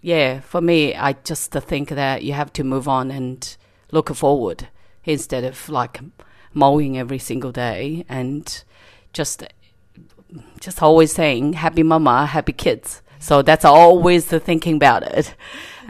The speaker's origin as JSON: {"language": "English", "country": "China", "moved": "as an adult", "lives_now": "Australia", "said": "I came originally from China, 2008, and I came here studying nursing"}